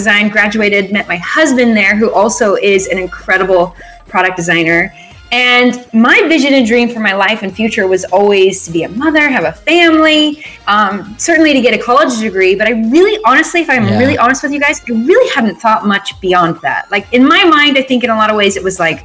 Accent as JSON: {"language": "English", "town": "Phoenix", "region": "Arizona", "country": "United States", "tie": "born or raised there", "also_born_or_lived": "Utah", "moved": "as an adult", "said": "I grew up in Phoenix, Arizona"}